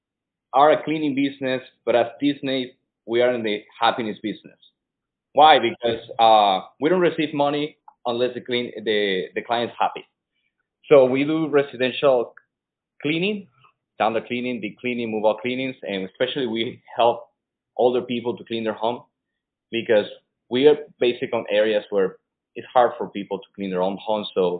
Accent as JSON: {"language": "English", "country": "Venezuela", "second_language": "English", "moved": "yes", "said": "Yeah, well, I came from Venezuela 6 years ago and I speak no English."}